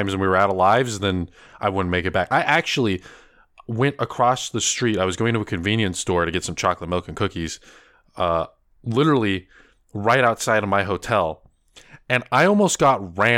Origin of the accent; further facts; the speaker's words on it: Northern California, United States; I'm from NorCal